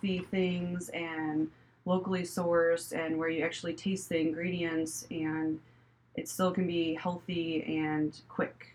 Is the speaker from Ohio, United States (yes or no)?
no; Crown Point, Indiana, United States; moved away as an adult; also born or lived in New York / Chicago; I'm from Crown Point